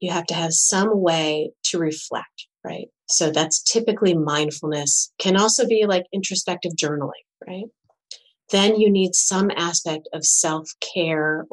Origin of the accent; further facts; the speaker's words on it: Michigan, United States; we're from Michigan